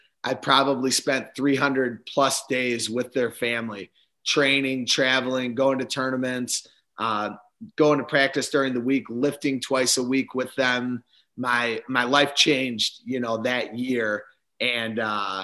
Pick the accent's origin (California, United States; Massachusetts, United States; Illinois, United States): Illinois, United States; Spring Grove; We lived about 10 or 15 minutes away from each other at the time, Spring Grove in Johnsburg, Illinois.